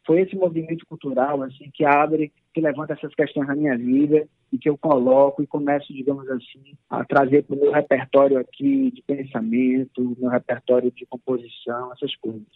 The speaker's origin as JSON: {"language": "Portuguese", "region": "Roraima", "country": "Brazil", "tie": "born or raised there", "said": "Minha infância e minha adolescência foi no Roraima"}